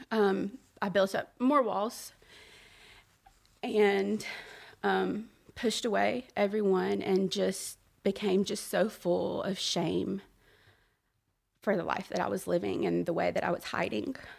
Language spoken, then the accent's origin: English; Birmingham, Alabama, United States; I was born and raised in Birmingham